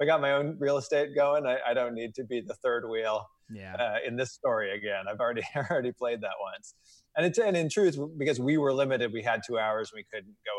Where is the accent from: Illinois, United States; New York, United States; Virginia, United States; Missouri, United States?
Missouri, United States; outside of St. Louis; I grew up outside of St. Louis